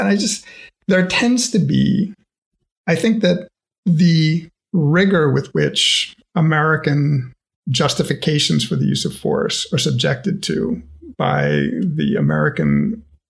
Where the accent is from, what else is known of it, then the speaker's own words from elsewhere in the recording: Canada; I'm Canadian